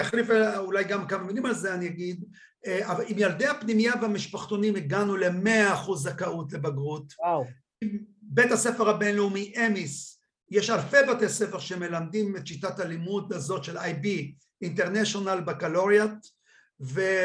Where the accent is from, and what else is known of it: Kiryat Malakhi, Southern District, Israel; born or raised there